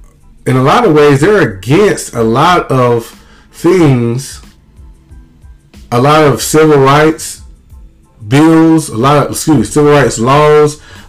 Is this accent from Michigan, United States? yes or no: no; Mississippi, United States; I have a lot of people growing up in Mississippi who loved me as a kid